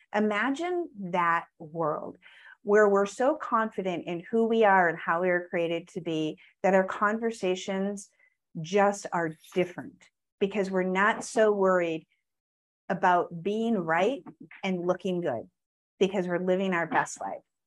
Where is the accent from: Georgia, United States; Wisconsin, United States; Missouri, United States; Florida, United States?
Wisconsin, United States; I grew up in Wisconsin